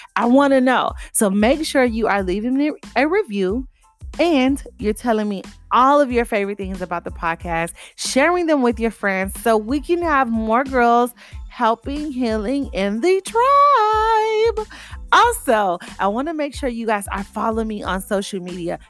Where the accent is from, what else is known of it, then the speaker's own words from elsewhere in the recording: Miami, Florida, United States; accent: Miami; my Miami accent